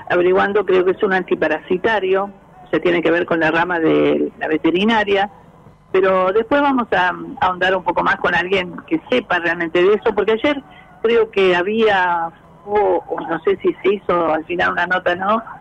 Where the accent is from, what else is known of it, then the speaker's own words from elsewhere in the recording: Mercedes, Corrientes, Argentina; now in Buenos Aires, Argentina; yo soy oriunda de Mercedes Corrientes y el otro día había salido, como siempre, desde Buenos Aires.